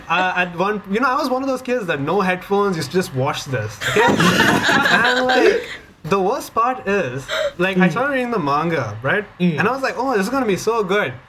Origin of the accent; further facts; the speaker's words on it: Dubai, United Arab Emirates; I grew up like not in Malaysia. I grew up in Dubai